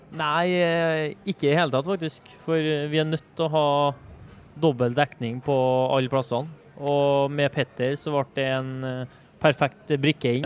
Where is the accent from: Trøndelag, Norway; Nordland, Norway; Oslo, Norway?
Trøndelag, Norway; vi er trøndere